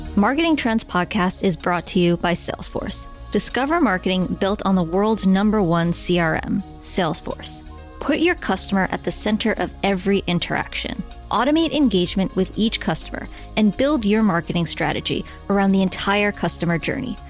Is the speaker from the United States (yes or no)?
no; Iran; I'm from Iran, so I eat a lot of meat, the lamb in particular.